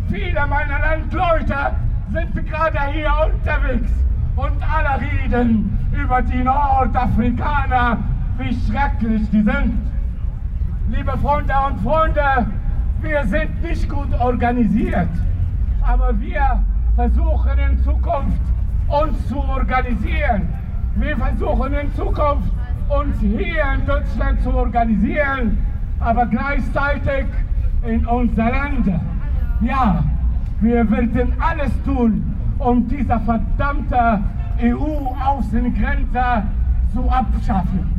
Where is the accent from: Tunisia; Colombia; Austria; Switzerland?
Tunisia; German is a second language; moved away as an adult; now in Germany; Tunesier, damals, wir reisen nach Europa und sie kehren wieder zurück.